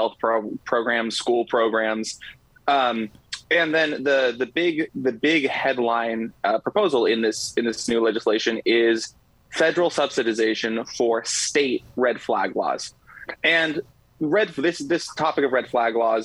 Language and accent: English; Los Angeles, California, United States; I come from Los Angeles, California